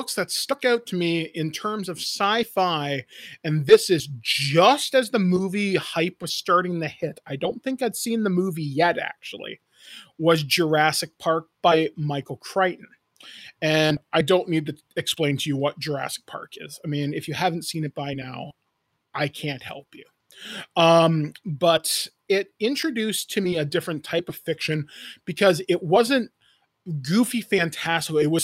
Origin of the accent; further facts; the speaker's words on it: Owen Sound, Ontario, Canada; I grew up in Northern Ontario. I grew up in a town near a place called Owen Sound